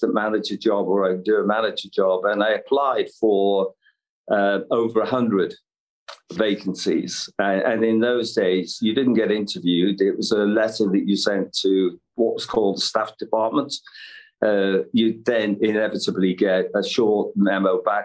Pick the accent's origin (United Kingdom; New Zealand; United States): United Kingdom; Liverpool, North West England; I'm from Liverpool. I suppose described as working class roots. Lived in a terrace house, four children in that three-bedroomed house